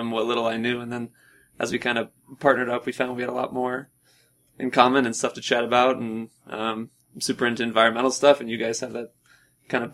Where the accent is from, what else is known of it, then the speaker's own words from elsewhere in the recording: Wheaton, Illinois, United States; moved away as an adult; also born or lived in Boston, Massachusetts; now in Flagstaff, United States; From Wheaton, Illinois. So outside of Chicago.